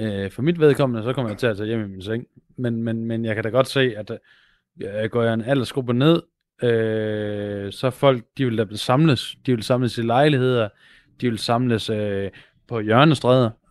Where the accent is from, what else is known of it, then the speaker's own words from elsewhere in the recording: Aarhus and Silkeborg, Central Denmark Region, Denmark; i Aarhus og Silkeborg, hvor jeg kommer fra